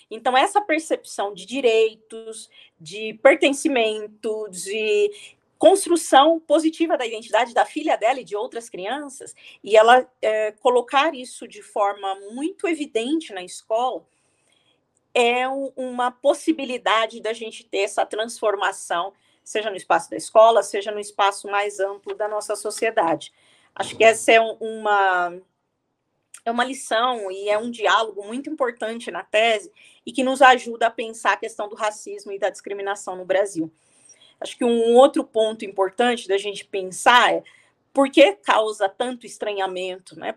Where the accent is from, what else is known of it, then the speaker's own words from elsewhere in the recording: Angola; Nós somos angolanos, nós somos africanos, mesmo com toda a diversidade que existe em termos étnicos, linguísticos, etc.